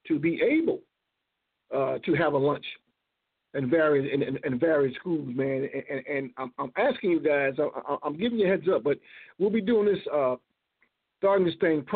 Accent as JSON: {"language": "English", "region": "Florida", "country": "United States", "said": "I'm from Florida"}